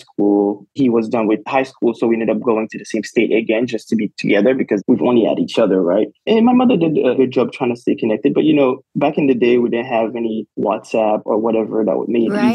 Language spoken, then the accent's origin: English; Haiti; now in United States; I am from Haiti.